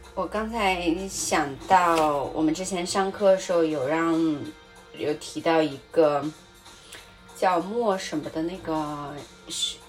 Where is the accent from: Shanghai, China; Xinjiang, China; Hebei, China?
Hebei, China; moved away as an adult; also born or lived in Australia; 我从小出生在河北，然后环境污染很严重